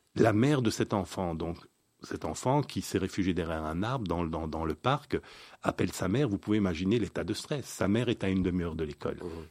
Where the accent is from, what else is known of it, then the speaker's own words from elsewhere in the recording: Belgium; nous sommes belges